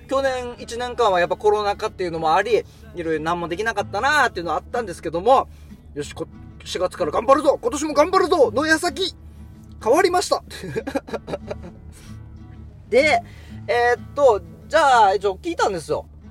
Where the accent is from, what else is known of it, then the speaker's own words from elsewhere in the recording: Yonaha, Okinawa, Japan; 与那覇、僕の地元の与那覇の青年会